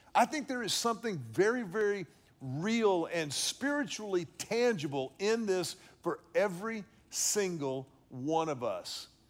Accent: Houston, Texas, United States; I grew up in Houston at Second Baptist Church

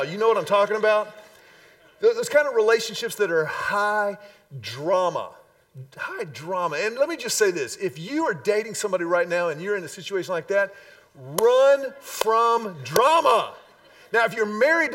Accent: Houston, Texas, United States; when I was a wee little lad growing up in Houston

